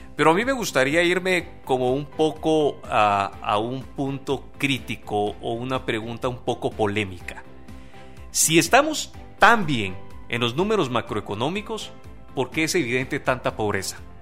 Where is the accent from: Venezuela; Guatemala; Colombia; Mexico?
Guatemala; como guatemaltecos